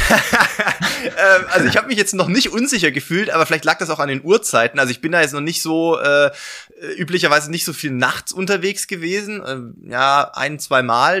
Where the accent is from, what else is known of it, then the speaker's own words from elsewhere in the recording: near Stuttgart, Swabia, Baden-Württemberg, Germany; moved away as an adult; now in Regensburg, Germany; bin eigentlich gebürtiger Schwabe, ähm, komme also aus der Nähe von Stuttgart